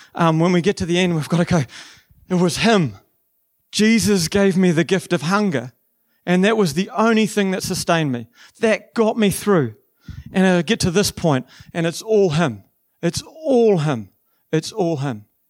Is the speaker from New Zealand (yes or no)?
yes; New Zealand; also born or lived in Waikato; I'm actually from the South Island